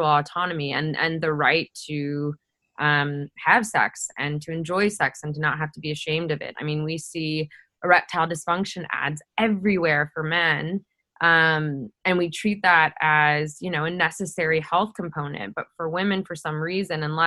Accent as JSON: {"language": "English", "region": "Midwest", "country": "United States", "tie": "born or raised there", "said": "my hometown in the Midwest here in the States"}